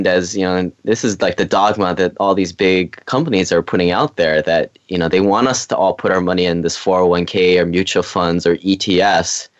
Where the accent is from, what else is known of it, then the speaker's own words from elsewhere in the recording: Hawaii, United States; moved away as an adult; I grew up in Hawaii, went to the school on the mainland